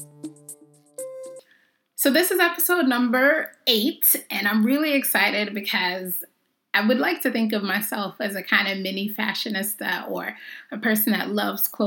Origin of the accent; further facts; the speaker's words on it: Jamaica; I'm Jamaican